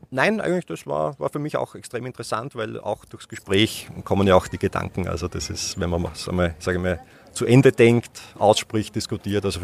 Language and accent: German; Schwechat, Lower Austria, Austria; born there; In Schwächert.